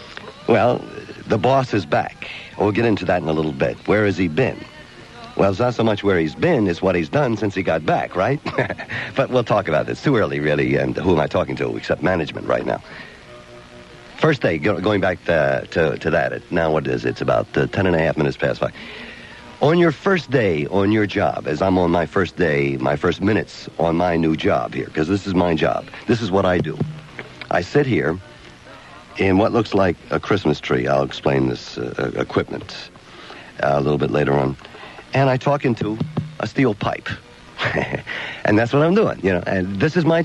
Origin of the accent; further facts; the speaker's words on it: Odessa, Delaware, United States; moved away; I'm from Odessa, Delaware.